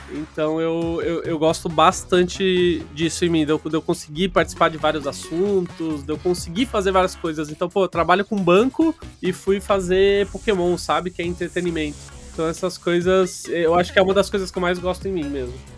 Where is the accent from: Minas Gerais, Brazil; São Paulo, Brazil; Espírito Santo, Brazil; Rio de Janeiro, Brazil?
São Paulo, Brazil; Barueri; Eu sou de Barueri, uma cidadezinha de São Paulo